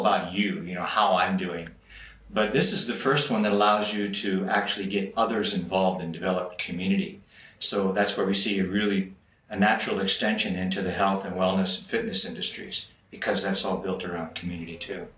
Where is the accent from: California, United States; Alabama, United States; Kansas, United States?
California, United States; Los Angeles; moved away as an adult; now in Shenzhen, China; I've been in Shenzhen now for a little over eight years. I come from Los Angeles area